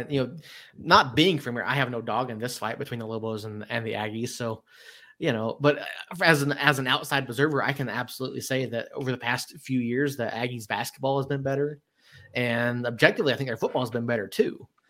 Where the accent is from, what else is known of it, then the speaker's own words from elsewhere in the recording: outside of Atlanta, Georgia, United States; I grew up outside of Atlanta